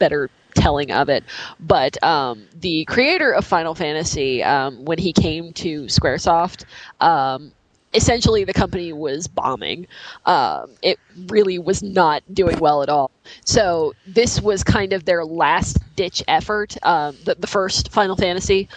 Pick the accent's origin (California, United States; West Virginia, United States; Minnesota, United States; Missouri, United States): West Virginia, United States; I am from West Virginia